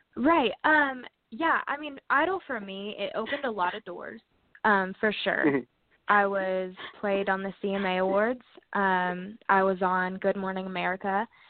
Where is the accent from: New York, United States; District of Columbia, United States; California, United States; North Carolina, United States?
North Carolina, United States; Hendersonville; I'm from Hendersonville, North Carolina. Um, grew up on a farm